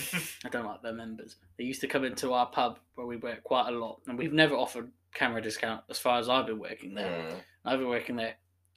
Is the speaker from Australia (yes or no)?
no; Somerset, South West England, United Kingdom; I grew up in the Southwest.